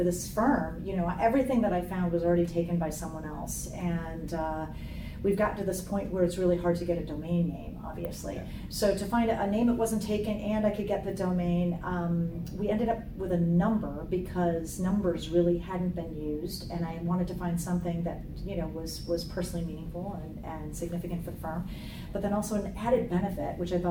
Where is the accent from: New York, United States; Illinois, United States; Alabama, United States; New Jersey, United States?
Illinois, United States; Rockford; I'm from a small town in Illinois called Rockford, Illinois, and it's 90 miles northwest of Chicago